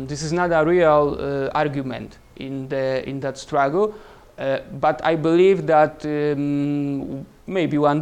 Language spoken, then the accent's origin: English; Krakow, Lesser Poland, Poland; English is a second language; I'm from Krakow